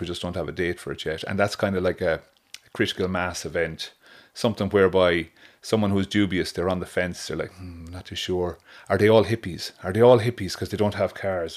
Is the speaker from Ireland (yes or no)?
yes; Waterford, Munster, Ireland; now in Oranmore, Ireland; I'm from Watford